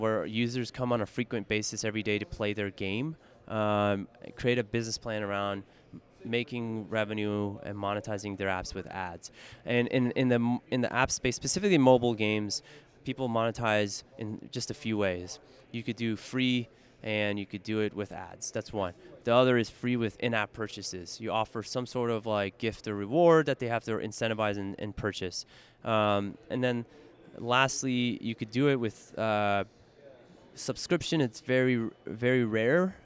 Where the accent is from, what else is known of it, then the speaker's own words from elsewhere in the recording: San Francisco, California, United States; I'm fortunate enough to be born and raised in San Francisco in the Bay Area